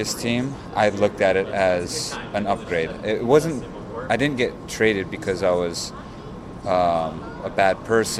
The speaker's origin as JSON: {"language": "English", "town": "San Jose", "region": "California", "country": "United States", "tie": "born or raised there", "moved": "as an adult", "said": "When I was in San Jose, that's my hometown"}